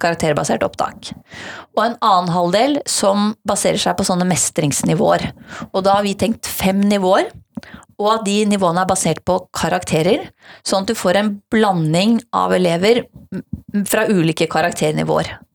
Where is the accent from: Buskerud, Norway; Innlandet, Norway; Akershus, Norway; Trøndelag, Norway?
Innlandet, Norway; Hedmark; now in Oslo, Norway; jeg har vokst opp i Hedmark